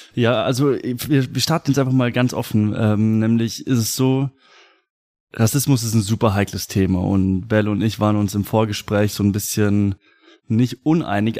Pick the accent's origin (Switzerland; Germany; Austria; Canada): Germany; mein Vater kommt aus Mexiko. Mhm. Ich war schon ein paar Mal in Mexiko und trotzdem mein Land ist deutsch